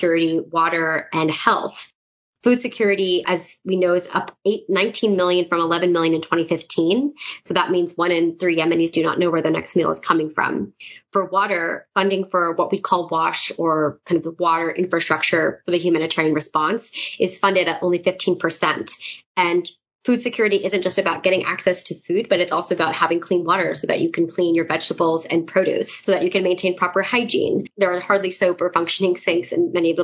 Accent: United States; as an American citizen

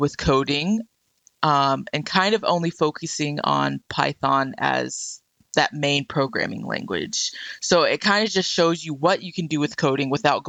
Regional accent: Murfreesboro, Tennessee, United States; also born or lived in Nashville / Chicago / France; I was born in Nashville, grew up in Murfreesboro, had all of my, you know, education in Murfreesboro

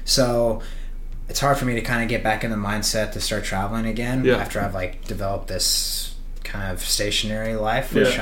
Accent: Amarillo, Texas, United States; also born or lived in Washington; now in Huntington Beach, United States; I'm from Amarillo, Texas.

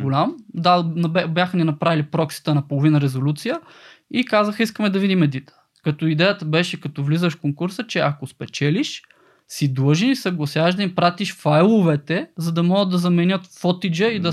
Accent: Kardzhali, Kardzhali Province, Bulgaria; съм родом от Кърджили

